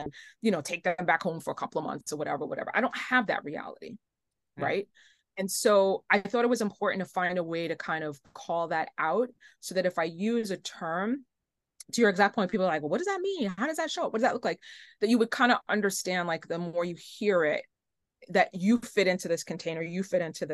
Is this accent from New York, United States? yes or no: yes; New York, United States; I'm from New York, born and raised